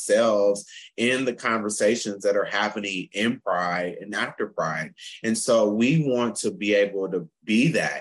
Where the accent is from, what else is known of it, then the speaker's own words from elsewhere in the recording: Flint, Michigan, United States; also born or lived in North Carolina; now in Pittsburgh, United States; From Michigan. I'm from Flint, Michigan